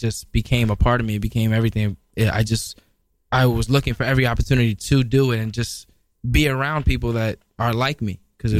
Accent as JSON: {"language": "English", "town": "New York City", "region": "New York", "country": "United States", "tie": "born or raised there", "also_born_or_lived": "Midtown Manhattan, New York City", "said": "I'm originally from the Bronx, man. BX, stand up, uptown."}